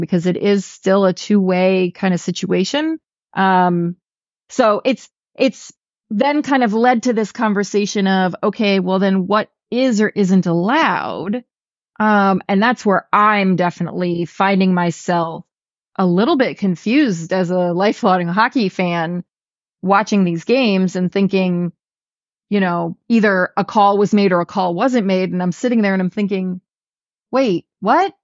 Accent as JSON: {"language": "English", "region": "New York", "country": "United States", "also_born_or_lived": "New England", "moved": "yes", "said": "I'm from New York State"}